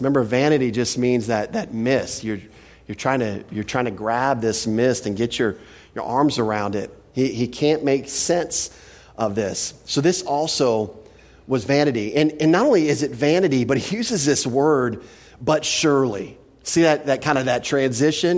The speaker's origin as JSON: {"language": "English", "region": "Texas", "country": "United States", "said": "I'm from Texas"}